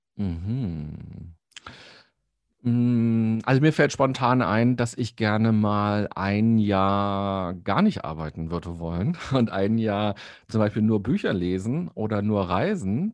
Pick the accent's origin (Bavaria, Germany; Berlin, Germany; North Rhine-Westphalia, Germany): Berlin, Germany; als Berliner